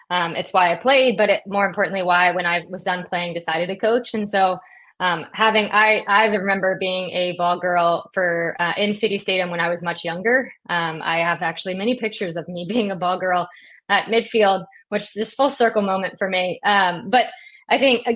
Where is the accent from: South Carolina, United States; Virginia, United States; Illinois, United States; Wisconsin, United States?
Virginia, United States; Richmond; having grown up in the Richmond community